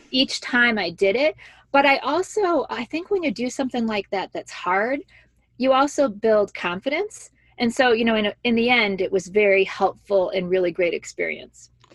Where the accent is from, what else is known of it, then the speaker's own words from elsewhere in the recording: Joliet, Illinois, United States; moved away as an adult; also born or lived in Washington, D.C.; I grew up in Joliet, Illinois